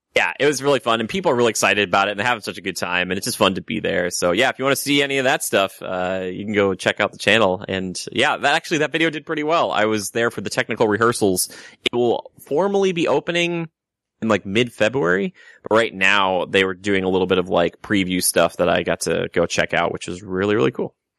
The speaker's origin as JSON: {"language": "English", "region": "Minnesota", "country": "United States", "moved": "yes", "lives_now": "California, United States", "said": "I come from the great land of Minnesota"}